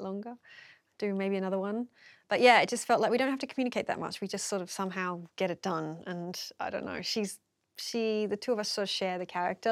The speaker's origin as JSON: {"language": "English", "town": "Melbourne", "region": "Victoria", "country": "Australia", "said": "I'm from Melbourne, like, in the inner city"}